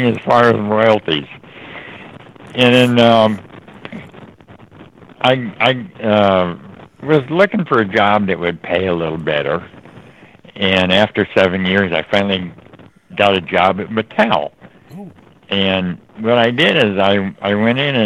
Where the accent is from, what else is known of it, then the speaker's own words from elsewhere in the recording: Los Angeles, California, United States; I grew up here in Los Angeles.